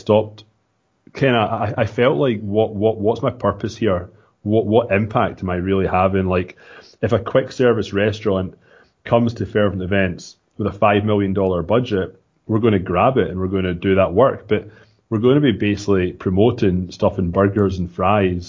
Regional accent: Scotland, United Kingdom; accent: Scottish; moved away as an adult; now in Toronto, Canada; I'm from Scotland, as you said. I moved to Canada in 2006 and in Toronto, Ontario.

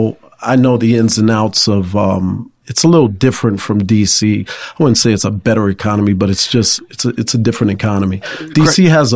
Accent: New York City, New York, United States; also born or lived in Manhasset, Long Island / Atlanta; now in Washington, D.C., United States; So I was born in Manhasset, Long Island, raised in Queens, New York, and came down to D.C. because D.C. is a very stable economy, and then realized that Atlanta was a better economy.

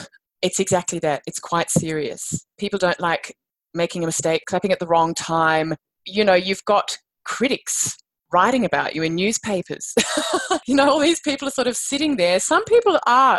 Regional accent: Australia; moved away as an adult; a return to my home country

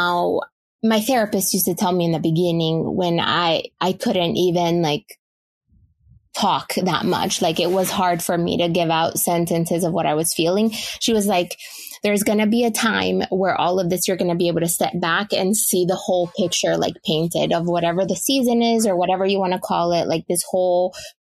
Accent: Honduras; now in Charlotte, United States

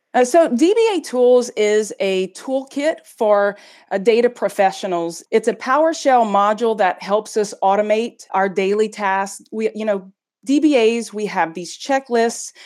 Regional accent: United States; now in Belgium; I'm an American working in Belgium

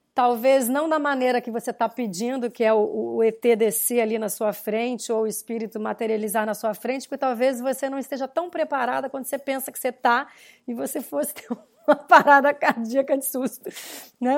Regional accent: Rio Grande do Sul, Brazil; eu nasci no Rio Grande do Sul, nasci, meu avô era fazendeiro, né? A minha vida inteira eu fui para fazendas

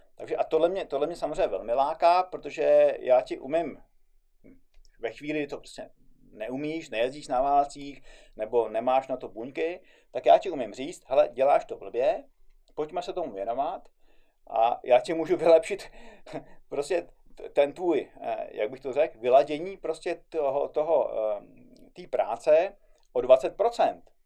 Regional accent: Czechia; tady u nás v Čechách

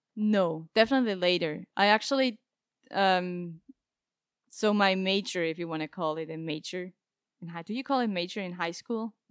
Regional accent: Basel, Basel-Stadt, Switzerland; moved away as an adult; also born or lived in Zurich; I come from Switzerland, yeah. I was born and raised, uh, in Basel

